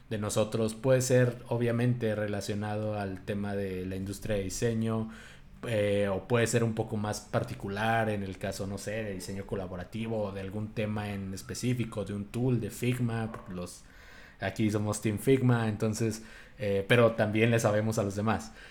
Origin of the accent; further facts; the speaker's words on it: Hermosillo, Sonora, Mexico; also born or lived in Mexico City; los dos somos mitad chilangos, mitad eh, hermosillenses y allá en Hermosillo es muy normal referirte a las personas como